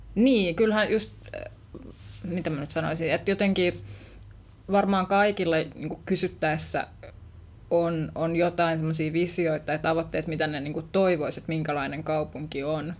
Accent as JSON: {"language": "Finnish", "town": "Vantaa", "region": "Uusimaa", "country": "Finland", "tie": "born or raised there", "said": "oon kasvanut Vantaalla, jos suurta kotiseuturakkautta tunnen kyllä, kyllä Tikkurillaan"}